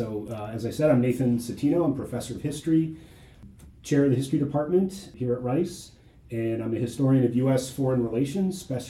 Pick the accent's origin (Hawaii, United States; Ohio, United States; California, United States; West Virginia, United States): Ohio, United States; also born or lived in Fort Collins, Colorado; now in Houston, United States; So I'm originally from Ohio. I'm an Ohio State Buckeye.